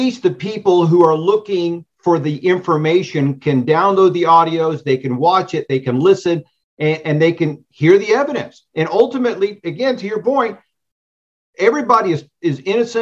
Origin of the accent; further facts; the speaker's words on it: Arizona, United States; Arizona, which is my home state